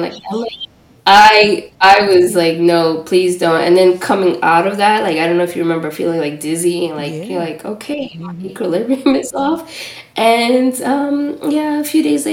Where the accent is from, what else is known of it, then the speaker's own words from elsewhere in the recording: New York City, New York, United States; also born or lived in Trinidad (parents) / Los Angeles; I grew up in Washington Heights, though, in New York, in a Dominican neighborhood.